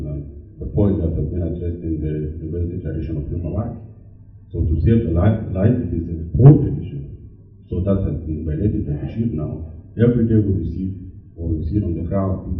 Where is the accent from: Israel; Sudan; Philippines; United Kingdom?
Sudan; Darfur; now in Norway; I'm Sudanese from Darfur